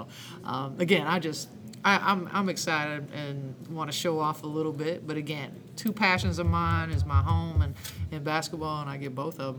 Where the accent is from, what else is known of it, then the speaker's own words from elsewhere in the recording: about an hour southeast of Columbus, Ohio, United States; my home state, where I went to school, where I live, currently live. I grew up about an hour southeast of here, but this is home.